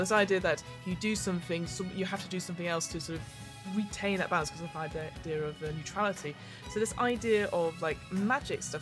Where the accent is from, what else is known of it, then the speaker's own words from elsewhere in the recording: United Kingdom; we're both British people.